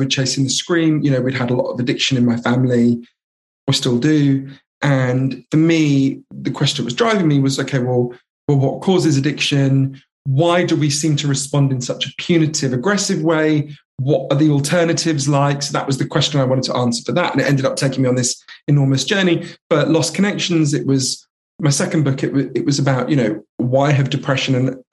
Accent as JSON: {"language": "English", "region": "London", "country": "United Kingdom", "tie": "born or raised there", "also_born_or_lived": "United States", "said": "I grew up here in London"}